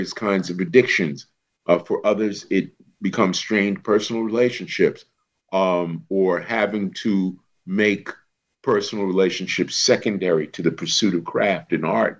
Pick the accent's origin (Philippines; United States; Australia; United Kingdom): United States; New York City, New York; I'm from a project boy just off 125th Street